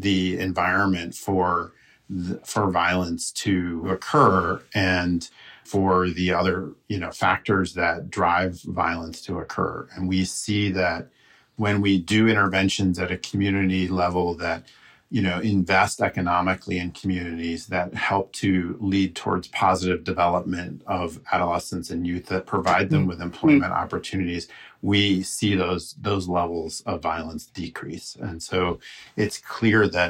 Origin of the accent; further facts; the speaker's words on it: United States; we Americans